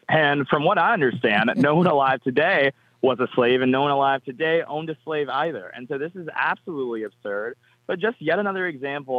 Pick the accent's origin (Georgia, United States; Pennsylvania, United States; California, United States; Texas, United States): Georgia, United States; my home state of Georgia